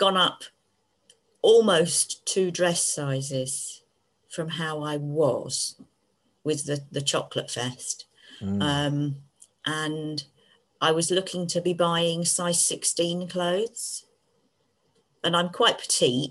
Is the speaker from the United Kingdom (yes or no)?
yes; Devon, South West England, United Kingdom; I was born in Devon